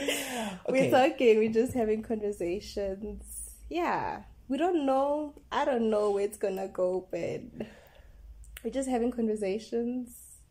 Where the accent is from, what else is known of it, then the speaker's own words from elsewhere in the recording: Johannesburg, Gauteng, South Africa; also born or lived in Mpumalanga; I was born in Joburg.